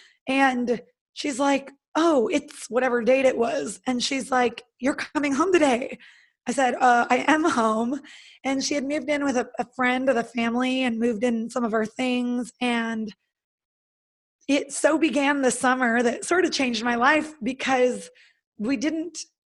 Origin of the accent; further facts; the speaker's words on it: Northern California, United States; I'm from California. So I'm originally from Northern California, and I went to college in Southern California